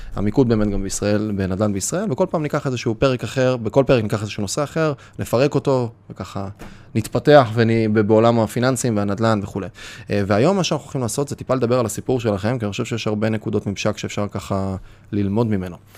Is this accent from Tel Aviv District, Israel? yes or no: no; Kiryat Bialik, Haifa District, Israel; לקחתי בקריית ביאליק שוק, לקחתי, התחלתי, זה היה המקום שגדלתי בו